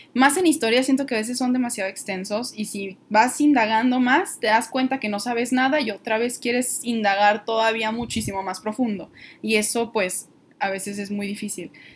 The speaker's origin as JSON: {"language": "Spanish", "region": "northern Mexico", "country": "Mexico", "said": "aquí en, el norte del país, donde, de donde yo soy"}